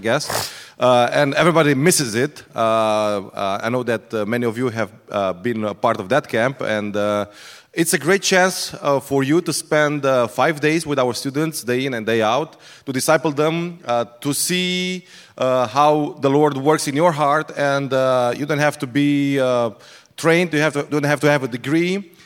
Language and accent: English; Iași, Iași County, Romania; we are from Iași, which is in the northeast of Romania